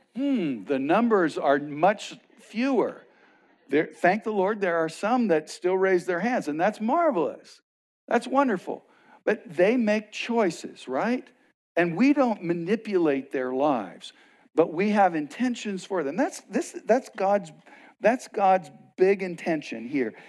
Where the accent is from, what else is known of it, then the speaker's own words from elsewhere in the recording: West Texas, United States; now in Arizona, United States; I grew up in West Texas